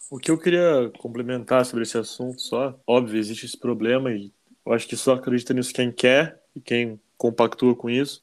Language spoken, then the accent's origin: Portuguese; Curitiba, Paraná, Brazil; sou de Curitiba, não vou falar que estou acostumado com frio